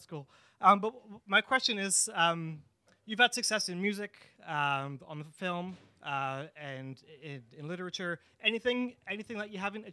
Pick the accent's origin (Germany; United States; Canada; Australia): Canada; Toronto, Ontario; also born or lived in North Bay; I grew up in Toronto.